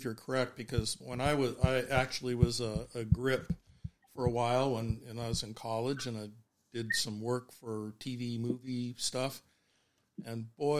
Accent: Minnesota, United States; I'm from Minnesota

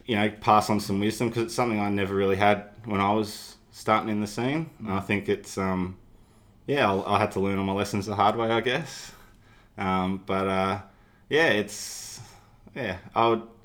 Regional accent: Melbourne, Victoria, Australia; I grew up in Glen Huntly on the Frankston line, so Mum's house was right next to the line

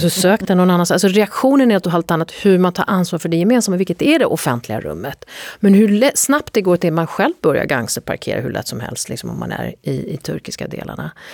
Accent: Sweden; där är jag mer svensk än min man

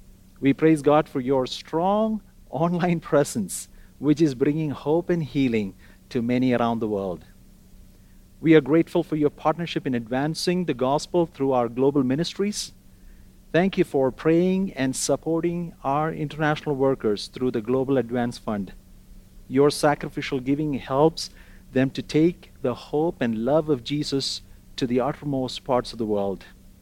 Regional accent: Kuwait; also born or lived in Kerala, India / North India; now in Calgary, Canada; I was born in Kerala, India, raised in Kuwait, but as a family, we served in North India for 6 years and 4 years in the Arabian Gulf before coming to pastor a church in Toronto in 2015.

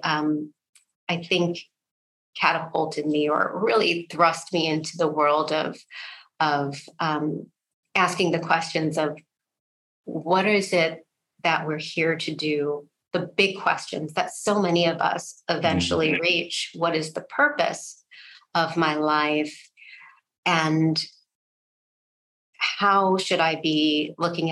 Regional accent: Ann Arbor, Michigan, United States; I'm from Ann Arbor, Michigan, the college town of the University of Michigan. And grew up there, went to college there

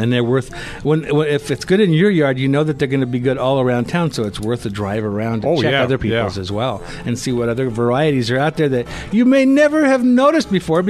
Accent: Kansas, United States; now in Denver area, United States; Well, I grew up in Kansas

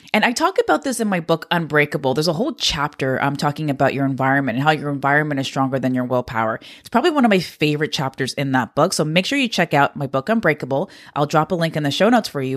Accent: Canada; I'm a Canadian

